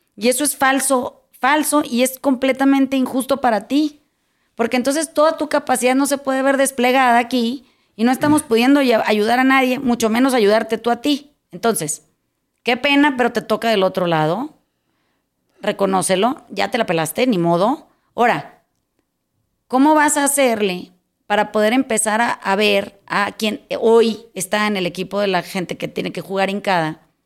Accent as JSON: {"language": "Spanish", "town": "Mazatlán", "region": "Sinaloa", "country": "Mexico", "tie": "born or raised there", "said": "cuando era chiquita, cuando era en Mazatlán hay una plaza de toros"}